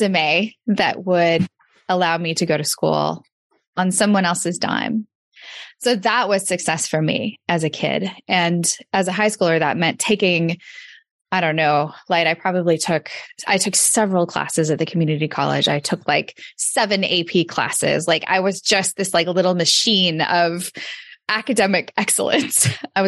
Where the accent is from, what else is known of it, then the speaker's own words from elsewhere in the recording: Redding, California, United States; also born or lived in Davis, California; where I grew up in Redding, California